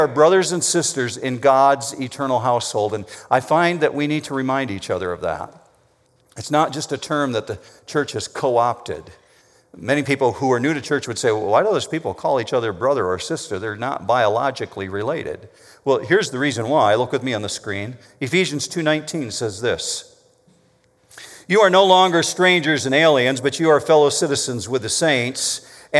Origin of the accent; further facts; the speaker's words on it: Whitehall, Michigan, United States; I grew up in Whitehall, Michigan. It's over on the coastline. It's a little harbor town